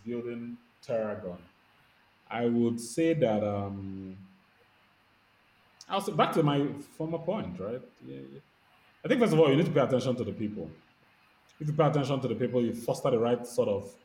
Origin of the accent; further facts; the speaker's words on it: Lagos, Nigeria; I grew up in Lagos. I went to school in Lagos